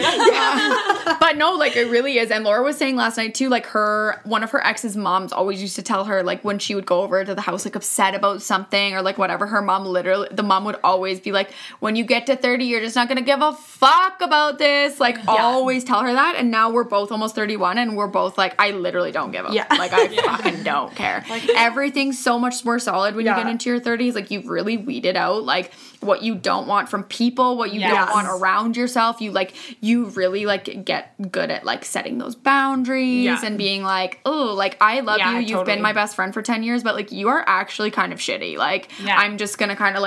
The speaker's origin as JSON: {"language": "English", "area": "Vancouver Island", "region": "British Columbia", "country": "Canada", "also_born_or_lived": "Kelowna, British Columbia", "moved": "yes", "said": "I'm from Vancouver Island."}